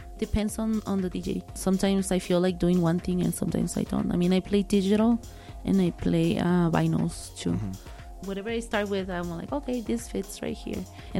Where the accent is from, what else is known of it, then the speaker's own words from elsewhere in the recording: Guadalajara, Jalisco, Mexico; now in El Paso, United States; I came from Guadalajara, Jalisco, okay, from a town, a little town closer to Guadalajara.